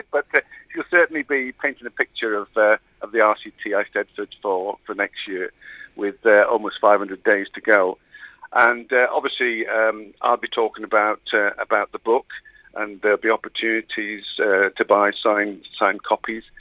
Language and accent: English; Wales, United Kingdom; I don't speak Welsh and that's one of the things I regret now that um, you know I can't converse in, in the tongue of my country, and uh, and yet all my ancestors uh, clearly did.